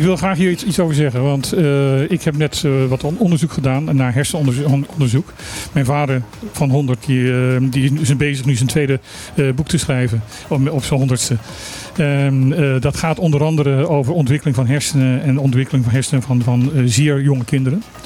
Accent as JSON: {"language": "Dutch", "region": "Limburg", "country": "Netherlands", "said": "wij zijn het zuiden van Nederland. Het zuidelijkste puntje van Nederland"}